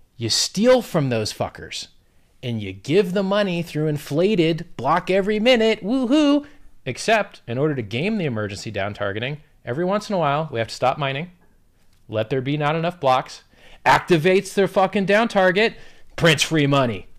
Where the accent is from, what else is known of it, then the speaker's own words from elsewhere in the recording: Florida, United States; I'm from Florida